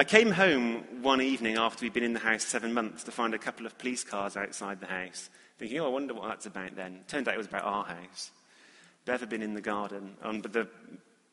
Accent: England, United Kingdom; being evidently English

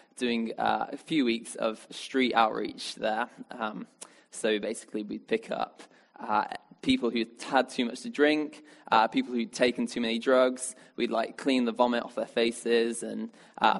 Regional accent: Birmingham, West Midlands, United Kingdom; now in Oxford, United Kingdom; I come from Birmingham originally

